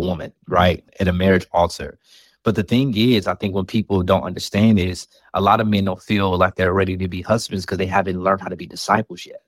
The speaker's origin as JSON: {"language": "English", "town": "Chicago", "region": "Illinois", "country": "United States", "said": "I'm from the South Side of Chicago"}